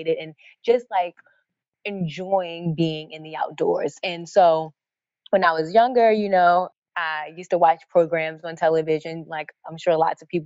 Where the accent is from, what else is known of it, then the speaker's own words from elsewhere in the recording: Baltimore, Maryland, United States; I grew up in Baltimore. This is where I live now.